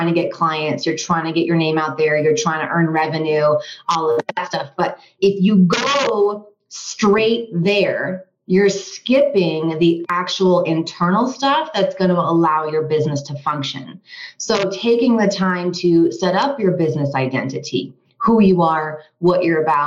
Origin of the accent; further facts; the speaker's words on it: Vermont, United States; also born or lived in Washington, District of Columbia, United States / Los Angeles; now in Colorado, United States; I'm originally from Vermont